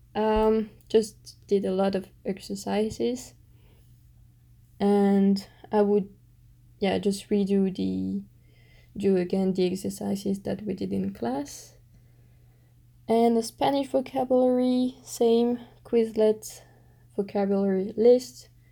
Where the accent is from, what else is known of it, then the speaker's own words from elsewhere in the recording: Belgium; accent: French Belgian; English is a second language; I've just got a big French Belgian accent